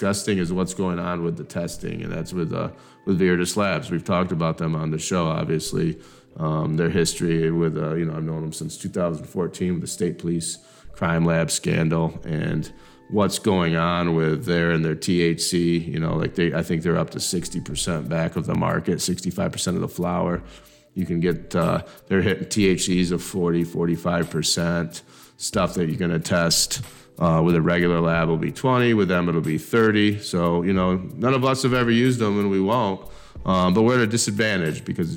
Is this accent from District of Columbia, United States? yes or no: no; Dansville, Michigan, United States; I grew up in Dansville, so we didn't have McDonald's, so we had to drive into Mason to go to McDonald's